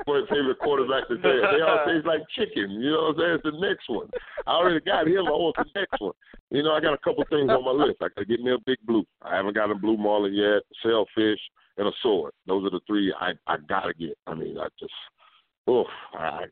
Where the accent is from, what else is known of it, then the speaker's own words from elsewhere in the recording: Central Florida, United States; As a Florida boy with water on all three sides, and then I'm from Central Florida, which is right by, you know, Lake Apopka